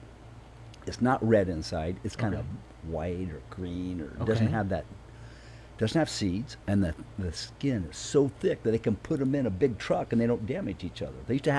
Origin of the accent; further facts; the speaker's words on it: Indiana, United States; I grew up in Indiana, and they raised a lot of tomatoes all over the place.